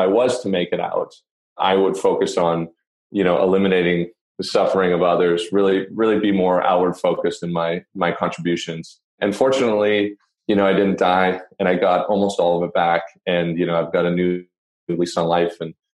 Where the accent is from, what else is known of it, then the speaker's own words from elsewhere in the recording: Canada; I'm from Canada